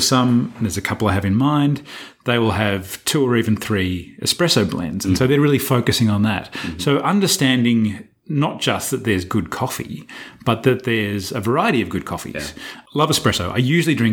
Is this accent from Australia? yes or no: yes; Australia; moved away; I'm being too Australian, too frank